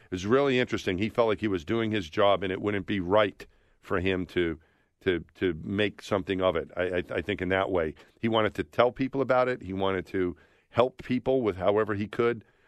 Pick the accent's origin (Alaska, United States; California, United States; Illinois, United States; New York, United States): New York, United States; I grew up thinking I was from my neighborhood in New York. Then I was a New Yorker